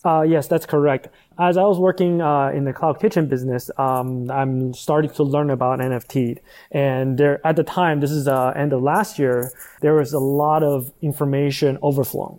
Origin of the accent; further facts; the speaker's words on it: Taiwan; moved away as an adult; also born or lived in United States; I'm actually originally from Taiwan